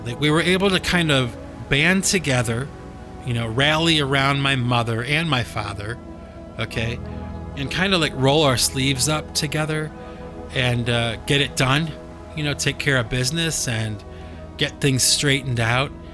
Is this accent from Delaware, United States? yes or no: no; Cleveland, Ohio, United States; moved away; my hometown